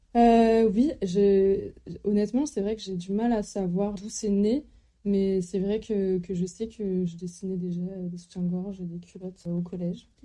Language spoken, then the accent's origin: French; Lannion, Brittany, France; also born or lived in Lille; j'ai grandi en Bretagne, donc dans les environs de Lannion.